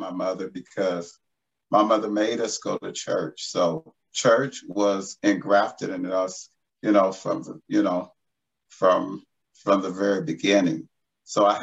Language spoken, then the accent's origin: English; Los Angeles, California, United States; I'm an LA native. I was born and raised in Los Angeles